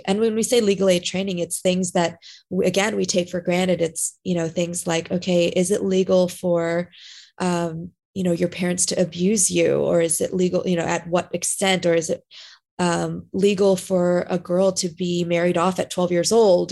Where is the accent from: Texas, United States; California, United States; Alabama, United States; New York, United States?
California, United States; Southern; moved away as an adult; now in Florida, United States; I grew up in SoCal